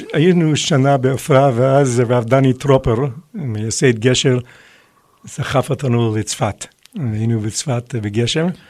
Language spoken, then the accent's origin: Hebrew; United States; moved away as an adult; now in Israel; אני נולדתי בארצות הברית, ולמד- ולמדתי בישיבת אוניברסיטה